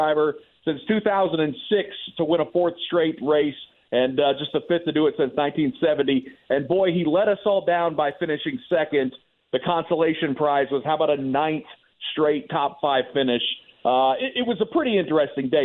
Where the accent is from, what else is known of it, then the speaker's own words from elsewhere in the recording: Midwest, United States; I am a Midwesterner